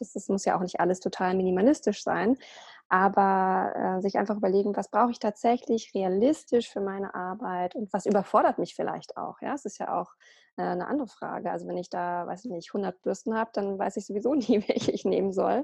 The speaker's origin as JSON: {"language": "German", "region": "Berlin", "country": "Germany", "said": "ich bin äh, Ordnungscoach aus Berlin. Ich lebe dort"}